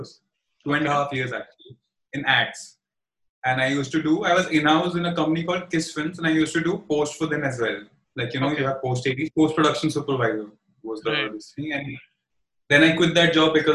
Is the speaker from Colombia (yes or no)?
no; Gwalior, Madhya Pradesh, India; moved away as an adult; also born or lived in Pune; now in Mumbai, India; I am from Gwalior